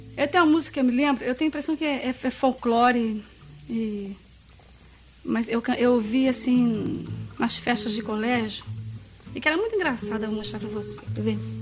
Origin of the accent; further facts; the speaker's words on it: Governador Valadares, Minas Gerais, Brazil; moved away; also born or lived in United States; desde que nasci, lá em Governador Valadares.